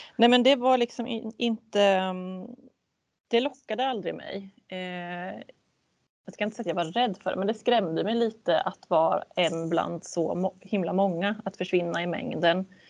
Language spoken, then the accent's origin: Swedish; a municipality neighbouring Västervik, Kalmar County, Sweden; jag bodde i en, en grannkommun till Västervik som var betydligt mindre